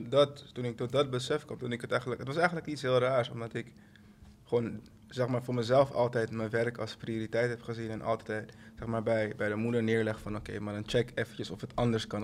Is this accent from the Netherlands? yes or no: no; Suriname; ik ben van Suriname.